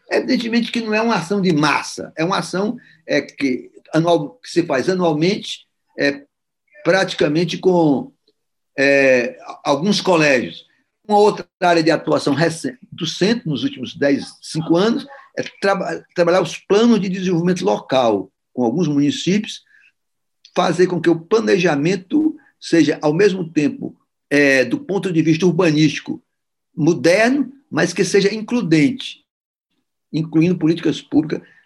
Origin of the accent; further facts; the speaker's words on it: Ceará, Brazil; eu ainda vi funcionando em Fortaleza, sou cearense